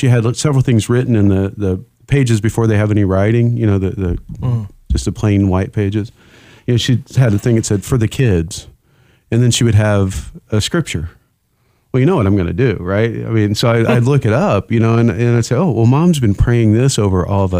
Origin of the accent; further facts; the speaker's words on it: Indiana, United States; moved away; growing up in Indiana